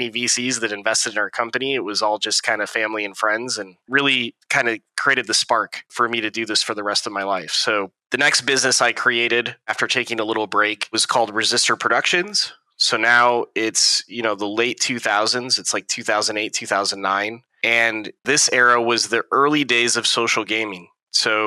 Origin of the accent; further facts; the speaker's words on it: Niles, Michigan, United States; moved away as an adult; also born or lived in San Francisco Bay Area; So I grew up in Michigan, small town in Michigan called Niles.